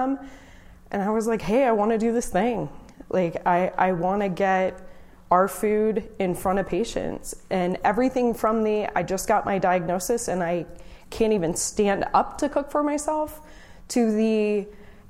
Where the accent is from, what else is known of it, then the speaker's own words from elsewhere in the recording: Orange County, California, United States; I'm from Orange County